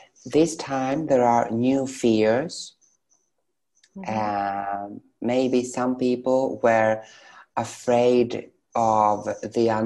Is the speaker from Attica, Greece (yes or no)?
no; Thessaloniki, Central Macedonia, Greece; moved away as an adult; also born or lived in Sweden; now in Athens, Greece; I come from Thessaloniki, and it's our common city, so we know each other from our neighborhood